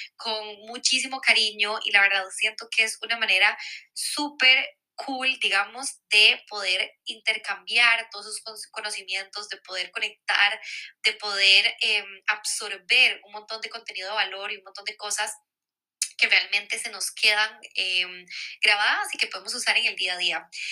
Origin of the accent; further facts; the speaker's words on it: Costa Rica; moved away as an adult; now in Barcelona, Spain; soy de Costa Rica y ahí como que estamos muy acostumbrados